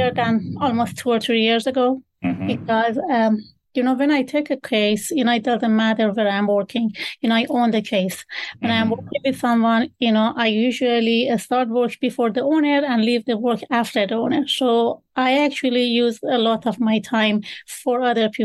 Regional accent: Iran; English is a second language; moved away as an adult; now in United States; I was born actually in Iran, and I studied law back home

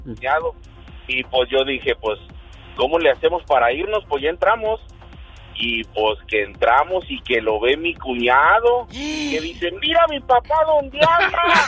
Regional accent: Guadalajara, Jalisco, Mexico; yo, yo este, nací en Guadalajara

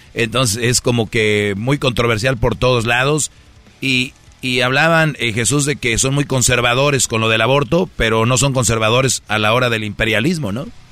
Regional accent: Mexico; now in United States; yo soy de México

